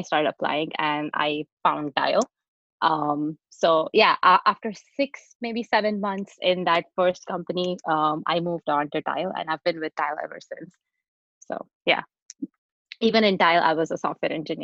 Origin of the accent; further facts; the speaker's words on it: India; moved away as an adult; also born or lived in Texas, United States / San Francisco, United States; now in United States; I grew up in India and I moved to the US to do my master's